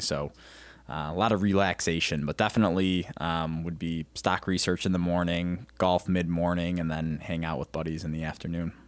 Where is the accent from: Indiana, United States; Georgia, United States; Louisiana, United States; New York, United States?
New York, United States; Rochester; now in Ohio, United States; growing up in Rochester, New York, upstate New York, um, about hour and a half from the Canadian border, hockey was huge